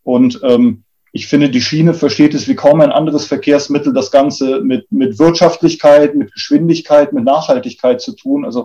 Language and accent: German; Munich, Bavaria, Germany; born there; dass ich in München, wo, wir, wo ich geboren bin, äh, aus dem Fenster runter auf die Straßenbahnhaltestelle gucken konnte